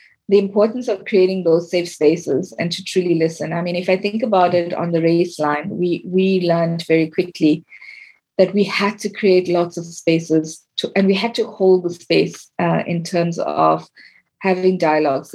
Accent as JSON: {"language": "English", "country": "South Africa", "tie": "born or raised there", "said": "I come from South Africa and the history I was taught was very one-sided"}